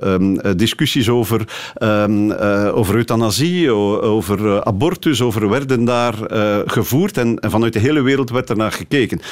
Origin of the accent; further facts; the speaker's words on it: Flanders, Belgium; moved away as an adult; now in Amsterdam, Netherlands; hier in, in België en in Vlaanderen